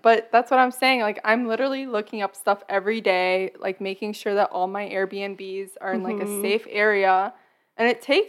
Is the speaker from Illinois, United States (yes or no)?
yes; Chicago, Illinois, United States; we're from Chicago. Like, how bad could it be out there?